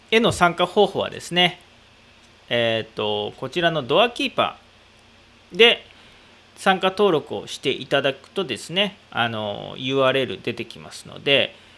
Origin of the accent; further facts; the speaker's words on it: Aichi, Japan; 僕、愛知県民なんで